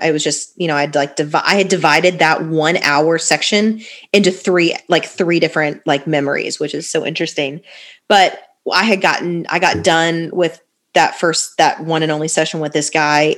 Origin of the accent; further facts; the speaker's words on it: Fort Lauderdale, Florida, United States; moved away as an adult; also born or lived in Tallahassee, Florida; now in Nashville, United States; I'm originally from Fort Lauderdale, where you guys are based out of. My parents are still there, so born and raised, like literally my whole life until I went to college.